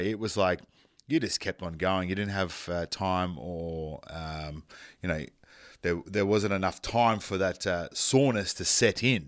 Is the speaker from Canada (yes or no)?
no; North Queensland, Australia; I grew up in North Queensland.